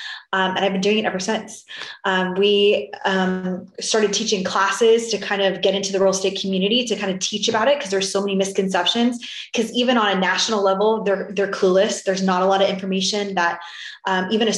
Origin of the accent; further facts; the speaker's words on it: Florida, United States; now in Texas, United States; I'm originally from Florida and now I'm in Texas